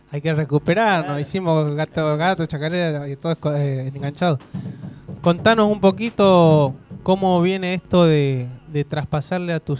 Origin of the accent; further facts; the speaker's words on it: Santiago del Estero, Argentina; yo soy de Santiago, es un chocorral. Y te dicen el sacherito.